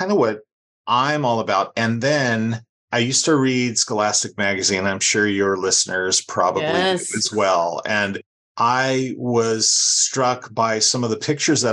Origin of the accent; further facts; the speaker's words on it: Los Angeles, California, United States; I grew up in Los Angeles